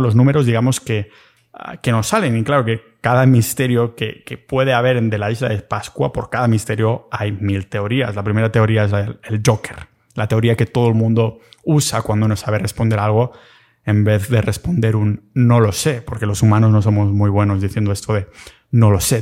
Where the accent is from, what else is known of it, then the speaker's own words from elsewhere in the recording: Catalonia, Spain; accent: Catalan; que se me va el acento catalán